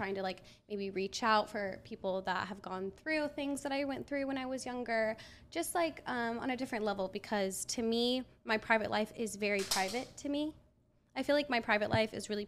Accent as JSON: {"language": "English", "town": "Portland", "region": "Oregon", "country": "United States", "said": "I'm from Portland, Oregon"}